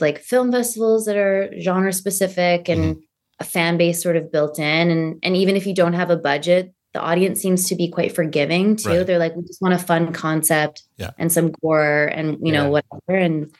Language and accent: English; Ladysmith, British Columbia, Canada; also born or lived in Toronto / Los Angeles / Vancouver; now in Victoria, Canada; So I grew up in Ladysmith, and then moved to Toronto, lived in LA for a bit, lived in Vancouver for a bit, and now found myself back on the island, but not quite in as small of a town.